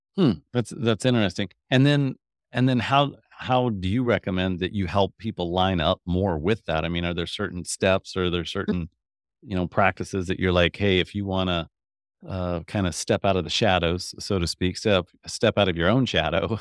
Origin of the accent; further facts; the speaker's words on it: Kansas, United States; I'm from Kansas, so Kansas